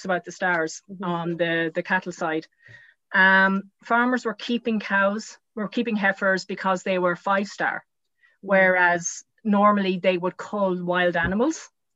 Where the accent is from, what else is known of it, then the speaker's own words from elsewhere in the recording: Arklow, Leinster, Ireland; moved away as an adult; now in County Mayo, Ireland; We're originally from Arklow and County Wicklow